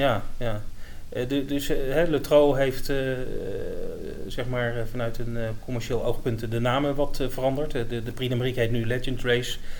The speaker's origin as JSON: {"language": "Dutch", "country": "Netherlands", "said": "we zijn Nederlanders"}